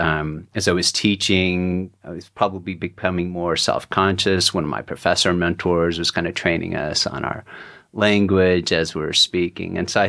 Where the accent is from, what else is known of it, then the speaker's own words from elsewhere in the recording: Texas, United States; I was the poet in a Texan's body.